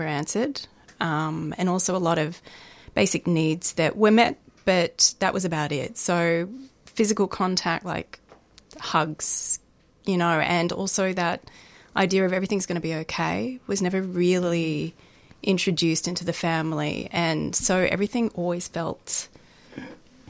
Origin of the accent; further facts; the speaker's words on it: Melbourne, Victoria, Australia; I grew up in Melbourne